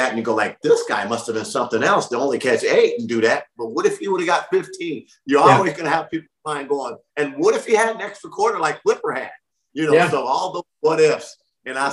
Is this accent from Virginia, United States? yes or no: no; Long Beach, California, United States; I'm from Long Beach